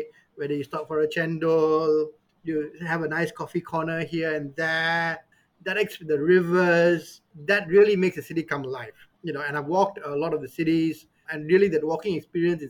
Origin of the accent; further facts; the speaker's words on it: Petaling Jaya, Selangor, Malaysia; I grew up in Kuala Lumpur, in PJ